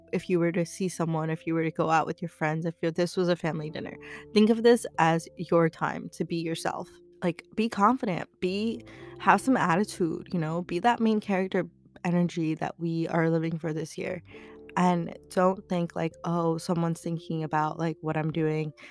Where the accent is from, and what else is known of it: United States